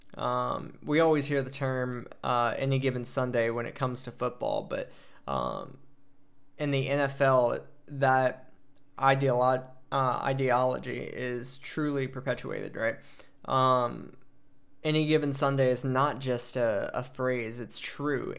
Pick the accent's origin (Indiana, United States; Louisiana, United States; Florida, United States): Louisiana, United States; Prairieville; moved away as an adult; also born or lived in Hawaii; now in Germany; I grew up in Prairie Villa, Louisiana. Lived in Louisiana all my life until I joined the Air Force at eighteen